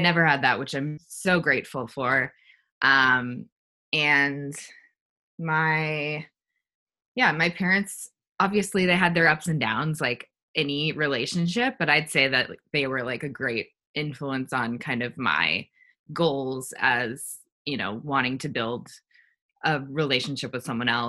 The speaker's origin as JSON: {"language": "English", "town": "Los Angeles", "region": "California", "country": "United States", "tie": "born or raised there", "said": "I grew up in Los Angeles"}